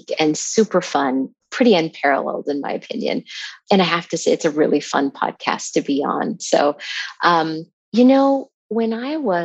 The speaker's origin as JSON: {"language": "English", "region": "Montana", "country": "United States", "tie": "born or raised there", "said": "I grew up in Montana"}